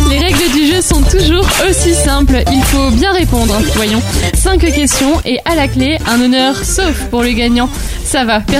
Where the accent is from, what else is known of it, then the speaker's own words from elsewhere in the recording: southern France, France; now in Paris, France; moi, je viens du sud.